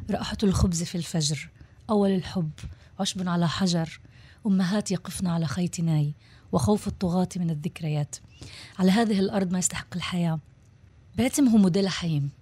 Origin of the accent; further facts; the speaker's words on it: Israel; born there; וזה טבעי לי. אני נולדתי פה.